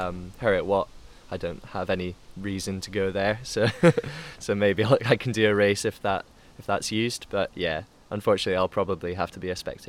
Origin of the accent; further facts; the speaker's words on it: United Kingdom; Being British, British or interior stereotypically doesn't help that sometimes as well.